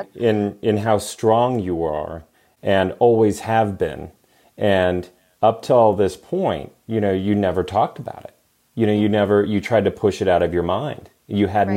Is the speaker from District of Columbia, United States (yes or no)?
no; California, United States; now in Las Vegas, United States; my home state, California